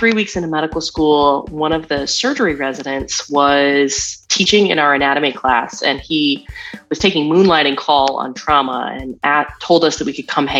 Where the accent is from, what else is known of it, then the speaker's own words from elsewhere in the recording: Seattle, Washington, United States; moved away as an adult; now in Nashville, United States; I grew up in Seattle in the 90s, so I am like grunge to the nth degree.